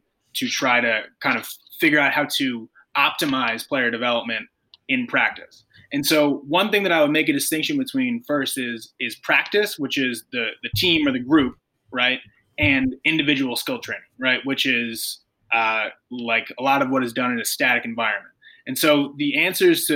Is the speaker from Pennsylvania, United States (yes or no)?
yes; Philadelphia, Pennsylvania, United States; I lived in South Philadelphia my entire life